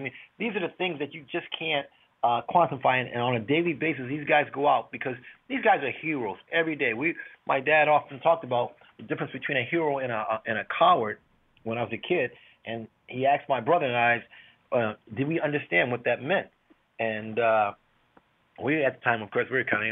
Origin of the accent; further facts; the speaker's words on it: Hartford, Connecticut, United States; I was born and raised in Hartford